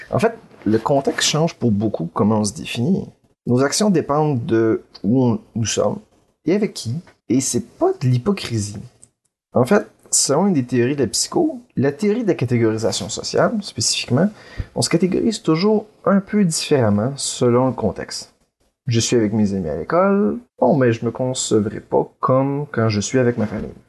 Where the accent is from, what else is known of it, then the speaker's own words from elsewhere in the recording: Quebec, Canada; je suis, par exemple, québécois